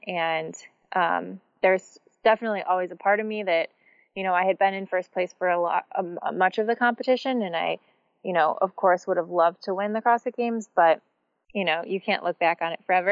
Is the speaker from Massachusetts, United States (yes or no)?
no; Michigan, United States; I grew up in Michigan and I grew up doing gymnastics